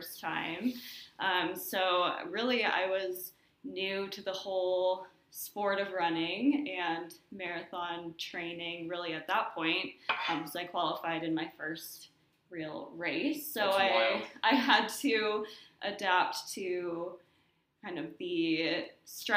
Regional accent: Washington, United States; moved away as an adult; now in Nashville, United States; I'm coming from Washington State

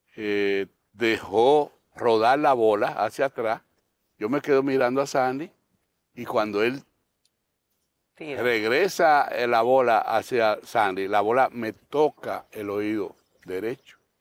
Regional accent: Dominican Republic

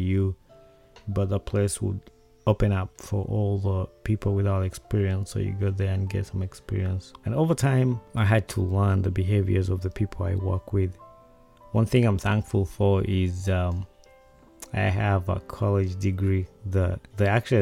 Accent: Uganda; Growing up in Uganda

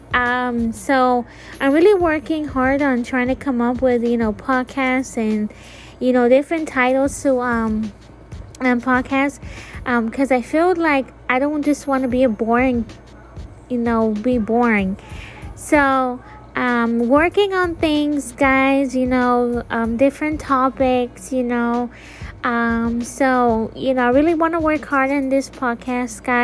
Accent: Florida, United States; I'm leaving Florida, if you guys don't know, I'm from Florida

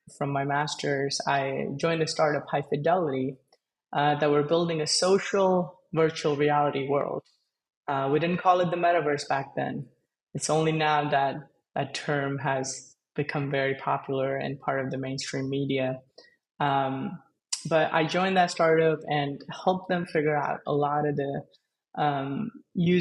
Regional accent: India; I was born and I grew up in India.

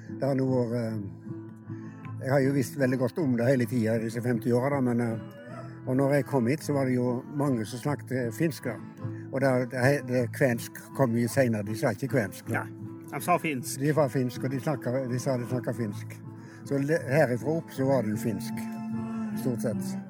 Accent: Fykse, Vestland, Norway; Nei, jeg er fra Hardanger. Ja. Fykse i Hardanger.

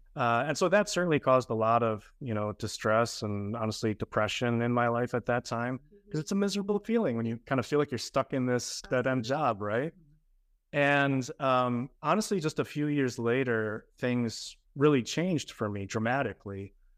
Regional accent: Grand Rapids, Michigan, United States; moved away as an adult; also born or lived in Chicago; now in Miami, United States; I was born and raised in Grand Rapids, Michigan

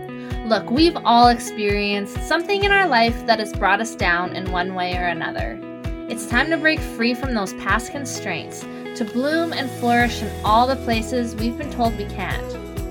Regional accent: Canada; we're Canadian

